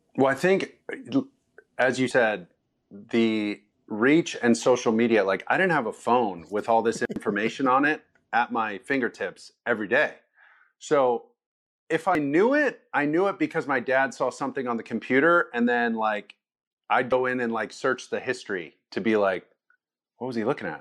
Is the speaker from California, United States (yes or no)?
yes; Orange County, California, United States; I'm obviously from Orange County